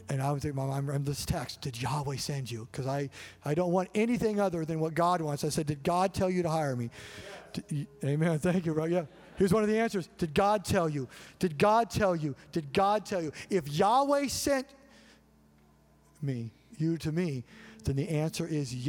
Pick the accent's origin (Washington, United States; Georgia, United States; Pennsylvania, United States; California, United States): Washington, United States; Colville; moved away as an adult; also born or lived in Orcas Island, Washington; We ended up moving back to our hometown, Colville, Washington.